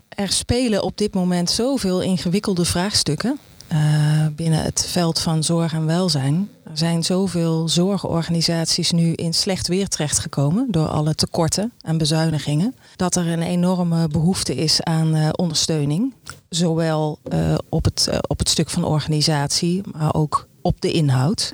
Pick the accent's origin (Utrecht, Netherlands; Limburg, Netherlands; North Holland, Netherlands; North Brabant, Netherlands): North Brabant, Netherlands; Eindhoven; ik ben trotse Eindhovense. En zoals ik wel eens zeg, Philips dochter